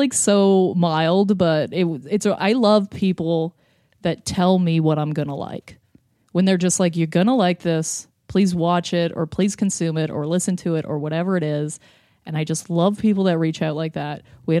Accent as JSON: {"language": "English", "town": "Lindsay", "region": "Ontario", "country": "Canada", "tie": "born or raised there", "moved": "yes", "said": "I grew up in Lindsay, Ontario. Since I left Lindsay, Ontario, almost every new person I meet goes, what is going on here? Where are you from? What is this? I went over to England. They thought I was Australian. They thought I was Irish."}